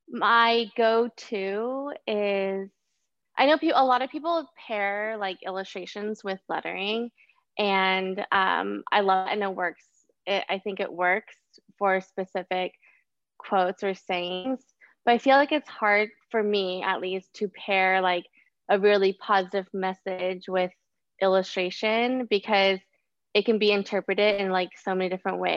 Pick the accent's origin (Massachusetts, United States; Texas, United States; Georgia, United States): Texas, United States; Austin; now in Brooklyn, United States; Um I am an illustrator, muralist, curator of all sorts of things. I'm from Austin and now living in Brooklyn, New York.